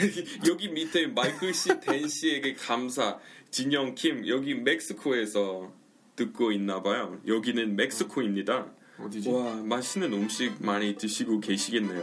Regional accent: United States; Korean is a second language; moved away as an adult; now in South Korea; 저는 이렇게 미국에서 태어났는데 여기 왔어요

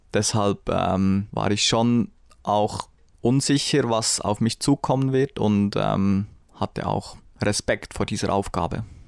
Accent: Bern, Switzerland; ich bin in Bern aufgewachsen

